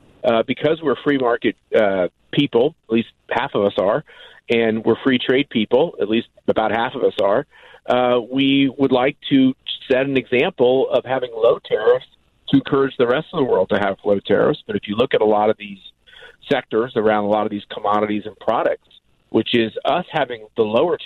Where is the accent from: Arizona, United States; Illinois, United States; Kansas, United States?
Kansas, United States; Wichita; I'm from Wichita